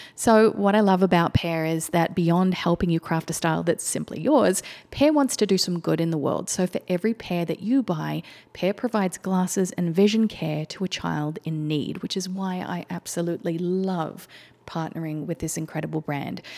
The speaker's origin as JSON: {"language": "English", "town": "Melbourne", "region": "Victoria", "country": "Australia", "tie": "born or raised there", "moved": "as an adult", "lives_now": "United States", "said": "Melbourne, the city that I grew up"}